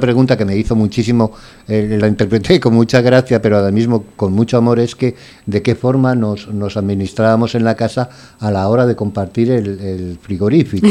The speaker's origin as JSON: {"language": "Spanish", "region": "Valencian Community", "country": "Spain", "also_born_or_lived": "Granada", "moved": "yes", "lives_now": "Valencia, Spain", "said": "soy valenciano y que, decidí venir a Valencia, pues salí de Granada"}